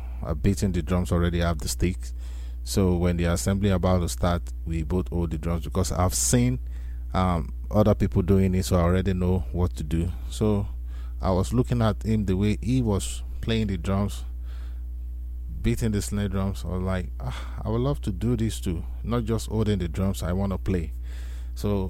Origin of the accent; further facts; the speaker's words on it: Nigeria; I am originally from Nigeria, likewise my parents too